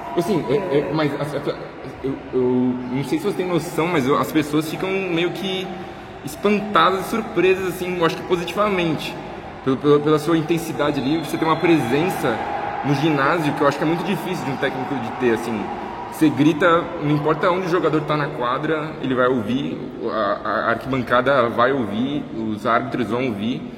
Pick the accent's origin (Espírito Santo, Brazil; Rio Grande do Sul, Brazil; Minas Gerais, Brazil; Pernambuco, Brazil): Minas Gerais, Brazil; moved away; eu sou de Minas mas faz muito tempo que eu não venho para cá, para Belo Horizonte